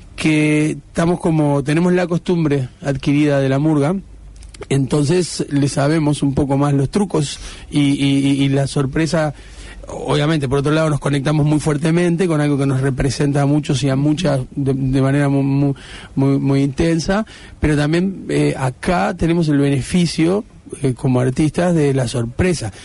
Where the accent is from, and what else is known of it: Uruguay